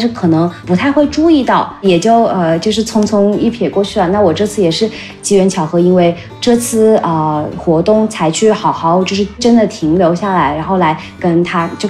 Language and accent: Chinese; Changsha, Hunan, China; 为什么长沙不可以成为一个这样可持续的？呃地方呢，然后就想到哦，是不是把我的家乡推上这个榜单